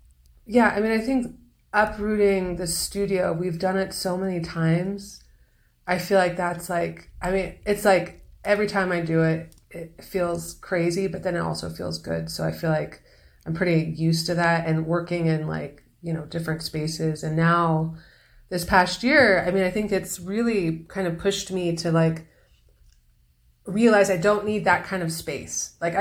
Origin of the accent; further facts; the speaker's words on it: Los Angeles, California, United States; moved away as an adult; also born or lived in Lake Tahoe, California / New York; now in Santa Fe, United States; I was born in Los Angeles. That's where you were born. Yeah, and I lived there until I was 13, 14. And then my mom moved up north by Lake Tahoe.